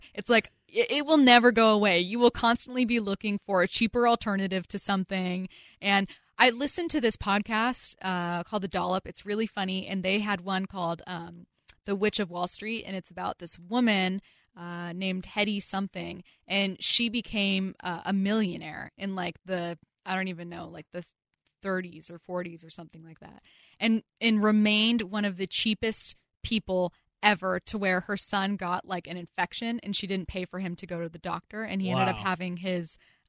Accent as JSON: {"language": "English", "town": "SeaTac", "region": "Washington", "country": "United States", "said": "I'm from SeaTac, Washington."}